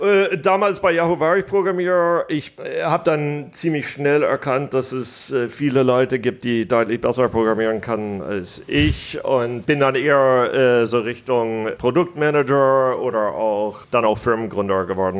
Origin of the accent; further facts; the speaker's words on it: United States; accent: American; German is a second language; moved away; also born or lived in Germany; Ich bin hauptsächlich in Amerika aufgewachsen